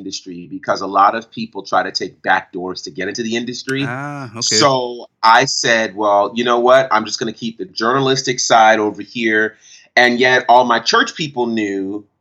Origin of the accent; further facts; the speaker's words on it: Monticello, New York, United States; I grew up in Monticello, New York, and grew up in a church called Bethlehem Temple Church